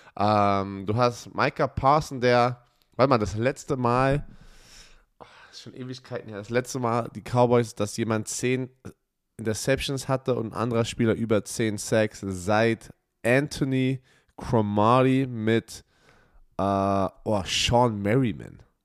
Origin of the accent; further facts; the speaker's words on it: Germany; als Deutscher, der aus, dem deutschen, aus einer deutschen Umkleidekabine kommt